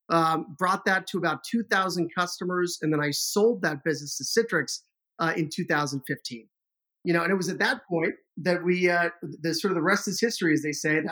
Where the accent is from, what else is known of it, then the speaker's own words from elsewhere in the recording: Boston, Massachusetts, United States; also born or lived in London / Madrid, Spain; we immigrated from the United Kingdom to Boston when I was about 4 years old. And yeah, he was a tech guy. So I kind of grew up in the tech scene in Boston in the 80s and 90s